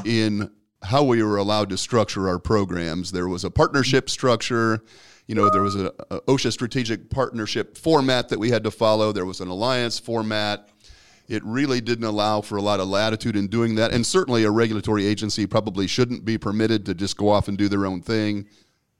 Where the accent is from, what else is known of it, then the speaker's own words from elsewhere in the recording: Omaha, Nebraska, United States; I was born and raised in Omaha